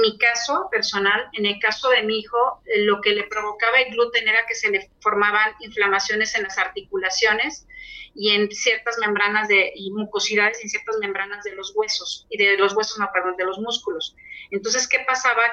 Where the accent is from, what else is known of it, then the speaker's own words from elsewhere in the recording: Tampico, Tamaulipas, Mexico; mi ciudad natal, Tampico